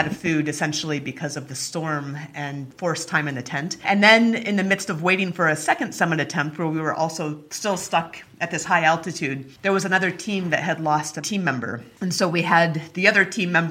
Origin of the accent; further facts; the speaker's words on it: Anchorage, Alaska, United States; I grew up in Alaska